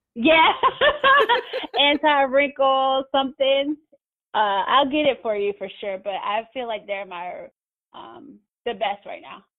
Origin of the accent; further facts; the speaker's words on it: Mississippi, United States; we grew up in Mississippi